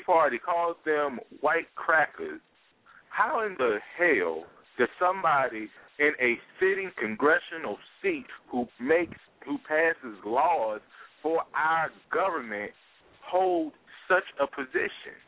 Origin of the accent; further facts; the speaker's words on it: United States; as American people